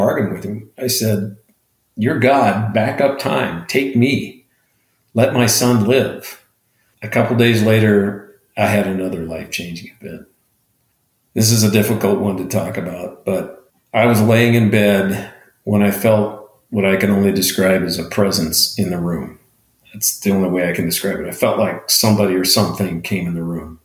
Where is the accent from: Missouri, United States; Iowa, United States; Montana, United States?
Montana, United States; now in Arizona, United States; I live in Arizona. We lived in Arizona. I grew up in Montana.